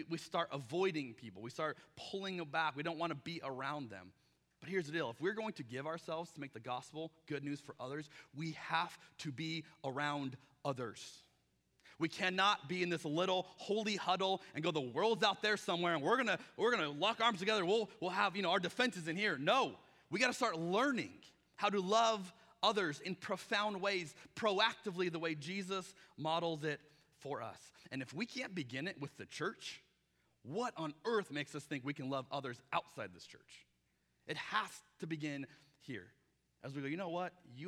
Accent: Arizona, United States; now in Portland, United States; I'm from Arizona

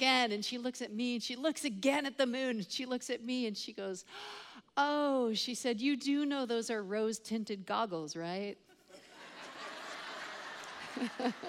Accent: Canada; I am Canadian

